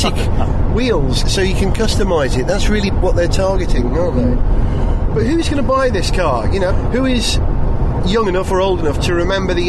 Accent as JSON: {"language": "English", "region": "Wales", "country": "United Kingdom", "said": "I'm Welsh, you see. So we have to roll our R's"}